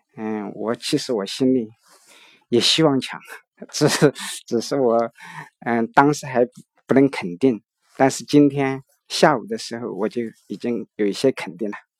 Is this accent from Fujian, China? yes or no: no; Chengdu, Sichuan, China; 我是来自四川成都